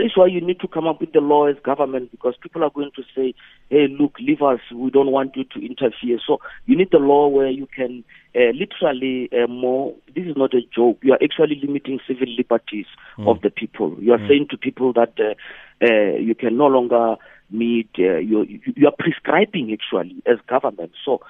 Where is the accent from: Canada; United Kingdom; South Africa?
South Africa; So in my life as a South African, I've never seen this.